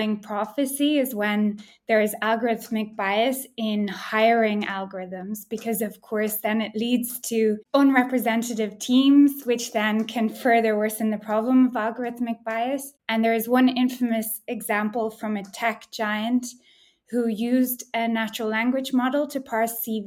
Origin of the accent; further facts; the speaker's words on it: Ireland; also born or lived in Amsterdam, Netherlands; now in Berlin, Germany; I'm from Ireland originally, but now work in Berlin